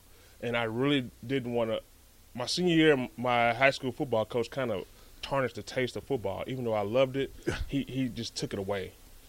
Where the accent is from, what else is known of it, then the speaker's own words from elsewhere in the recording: Texas, United States; moved away as an adult; also born or lived in Nebraska; I'm from Texas.